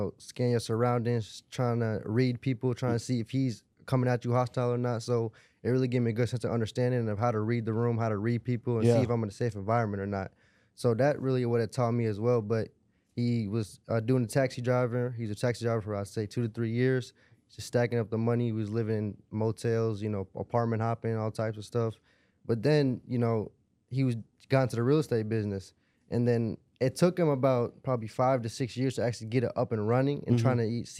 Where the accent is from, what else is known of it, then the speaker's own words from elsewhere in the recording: Chicago, Illinois, United States; I was born and raised in Chicago, but my parents are originally from India, so I'm first generation.